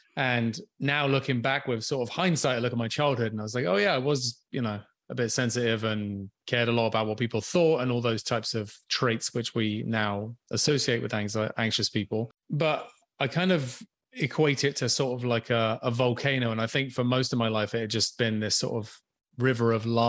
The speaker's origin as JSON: {"language": "English", "region": "England", "country": "United Kingdom", "tie": "born or raised there", "moved": "as an adult", "lives_now": "Canada", "said": "I'm currently tuning in from Vancouver Island, but I grew up on a different island in the Atlantic. I grew up in England, in the UK. So yeah, some point in my mid to late 20s, I moved to Canada"}